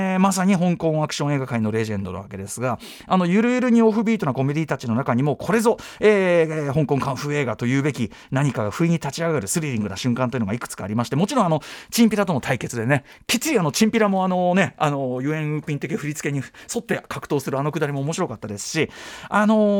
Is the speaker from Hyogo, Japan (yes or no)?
no; Tokyo, Japan; 僕は東京に生きる東京人としても昭和の東京人